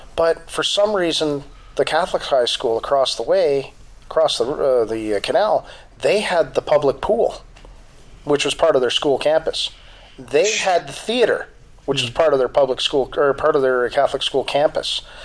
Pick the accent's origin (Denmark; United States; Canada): Canada; Ontario; moved away; I grew up in Ontario